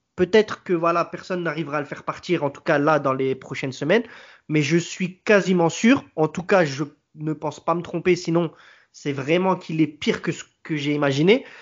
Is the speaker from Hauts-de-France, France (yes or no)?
no; Marseille, Provence-Alpes-Côte d'Azur, France; nous, qui nous sommes Marseillais